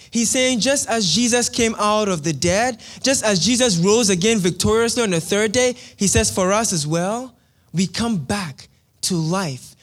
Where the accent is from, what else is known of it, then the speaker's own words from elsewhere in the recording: Ghana; moved away; I am from Ghana in West Africa.